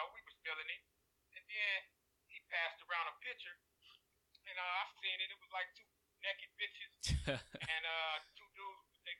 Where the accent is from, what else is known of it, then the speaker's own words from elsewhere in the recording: Pasadena, California, United States; I'm from Killer Cali, man. I'm originally up out of Pasadena